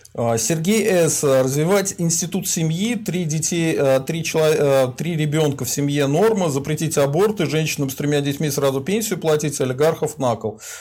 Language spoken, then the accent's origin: Russian; Volga region, Russia; я из Поволжья